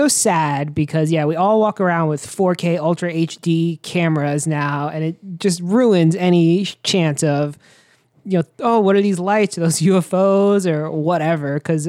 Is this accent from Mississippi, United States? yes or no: no; New York City, New York, United States; moved away; also born or lived in Florida; I grew up in the Bronx